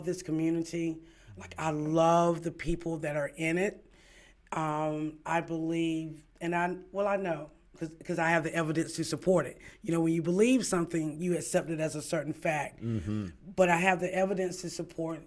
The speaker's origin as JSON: {"language": "English", "town": "Kinston", "region": "North Carolina", "country": "United States", "tie": "born or raised there", "moved": "yes", "said": "born and raised in Kinston"}